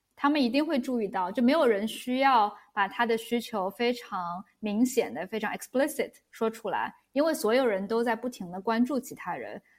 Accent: Shanghai, China; moved away as an adult; now in Europe; 我是相当于土生土长的中国人，我是上海长大

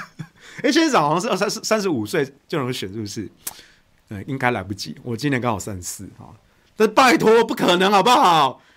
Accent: central-southern Taiwan, Taiwan; now in Taipei, Taiwan; 媒体不报，你们北部人不知道，我们南部人、中部人就是每一天吸空污，每一天得肺癌，我们也很可怜啊。虽然我住台北，但是我没有一刻忘记我们中南部的乡亲每一天。

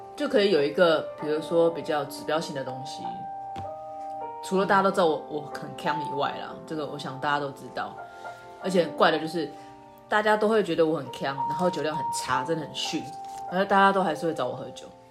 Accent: Taiwan; 我是台湾人

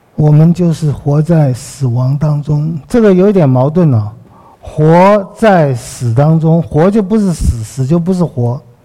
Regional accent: Taiwan; 我们在台湾比很多地方也许好很多了

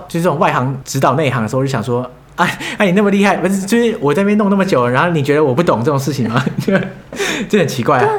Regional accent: Taiwan; moved away as an adult; now in Heidelberg, Germany; 我从台湾来

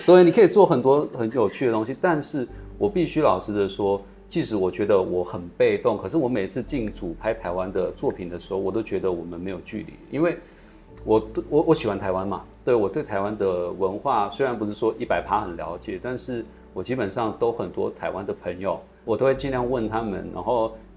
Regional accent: Malaysia; 我是来自马来西亚的演员

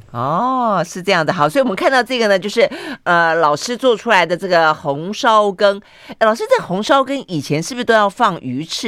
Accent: Tainan, Taiwan; 我也是台南人

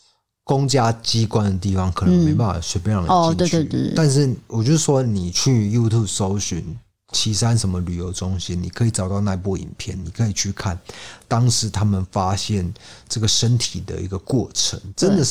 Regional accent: Kaohsiung, Taiwan; 那我也是土生土长又来了高雄人

